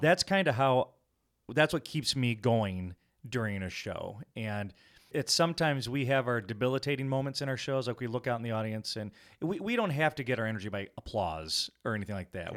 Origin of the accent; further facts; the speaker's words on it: Rockford, Illinois, United States; we hail from Rockford, Illinois